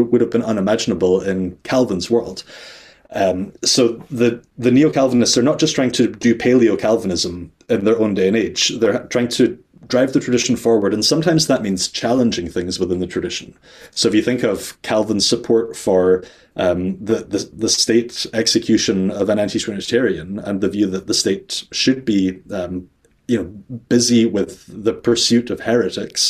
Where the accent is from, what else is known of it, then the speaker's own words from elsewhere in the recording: Scotland, United Kingdom; also born or lived in Netherlands; I'm Scottish